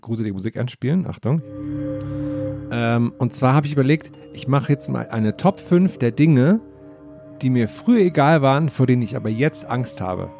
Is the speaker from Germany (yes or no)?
yes; eastern Germany, Germany; Zumindest bei uns im Osten